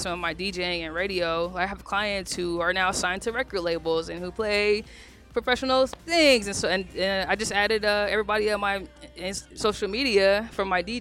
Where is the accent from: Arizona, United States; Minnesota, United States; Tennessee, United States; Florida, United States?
Arizona, United States; Phoenix; I'm a kid from South Phoenix